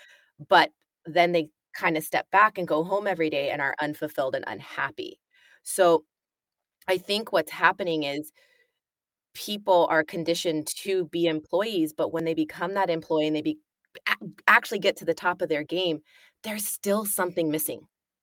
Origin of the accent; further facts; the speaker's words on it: United States; moved away as an adult; now in United Kingdom; being American and coming from the States